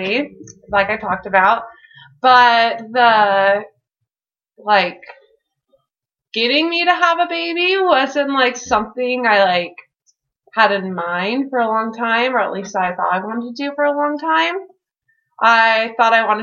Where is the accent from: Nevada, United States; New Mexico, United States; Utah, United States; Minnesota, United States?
Nevada, United States; Henderson; I'm from Las Vegas, or Henderson, which is like right outside of Las Vegas